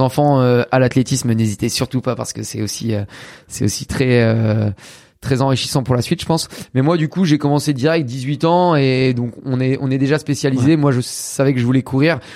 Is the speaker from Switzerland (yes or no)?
no; Caen, Normandy, France; je suis de Caen, en Normandie